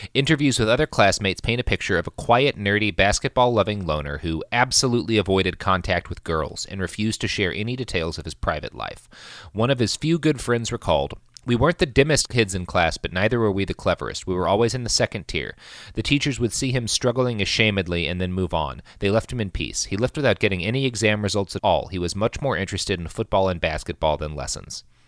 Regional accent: Oklahoma, United States; when I grew up in Oklahoma

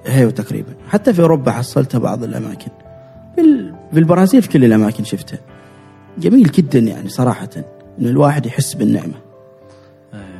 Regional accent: Oman; انا من عمان انا عماني انا عايش في عمان

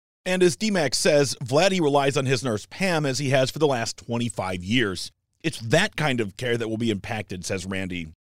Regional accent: Detroit, Michigan, United States; When I was a kid growing up in Metro Detroit in the 90s

